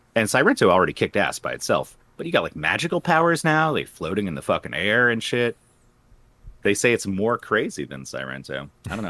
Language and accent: English; West Palm Beach, Florida, United States; I grew up in West Palm Beach